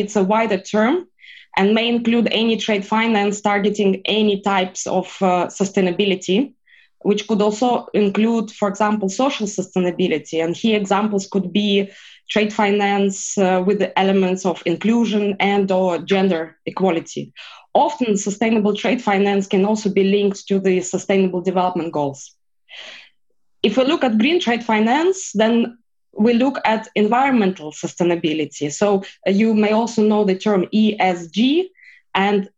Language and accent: English; Russia; I am Russian, and I am a Russian lawyer